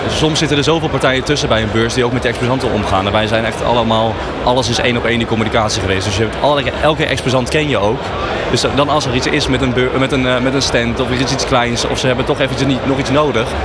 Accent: Netherlands; als Nederlander zijnde

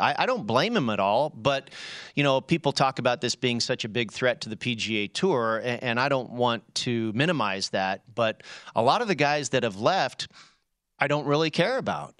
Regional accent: Bay Area, California, United States; I grew up in the Bay Area, so, so we're fans of all the Bay Area teams

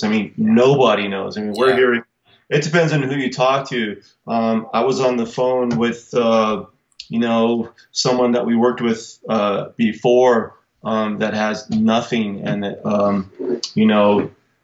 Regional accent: Albuquerque, New Mexico, United States; We're from Albuquerque, New Mexico

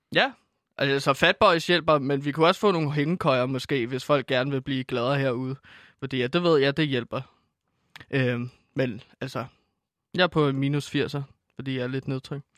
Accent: Herlev, Capital Region of Denmark, Denmark; Jeg kommer fra Herlev

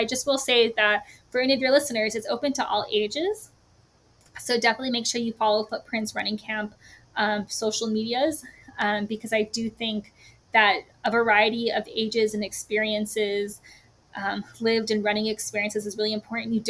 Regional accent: New Mexico, United States; I grew up in New Mexico. It's always going to be my home

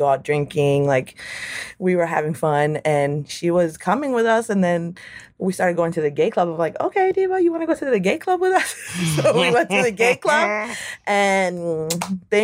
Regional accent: Western Massachusetts, United States; I'm from Western Massachusetts. So my high school is very Black and Puerto Rican. That's like the demographic of my hometown

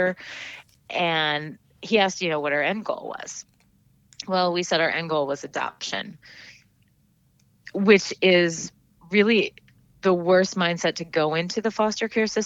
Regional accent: Minnesota, United States; now in Maine, United States; my home state of Minnesota

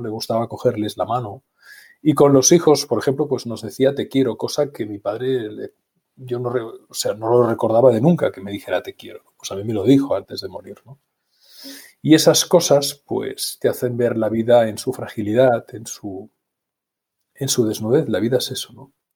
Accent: Barcelona, Catalonia, Spain; yo nací en Barcelona, en el centro de la ciudad de Barcelona

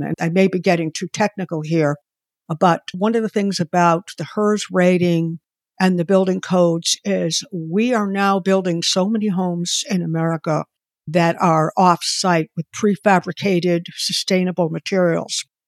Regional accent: Boston, Massachusetts, United States; moved away as an adult; now in Connecticut, United States; where I live in Connecticut, and Boston is my hometown

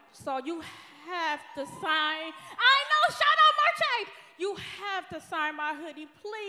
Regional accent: Detroit, Michigan, United States; And I'm from Detroit.

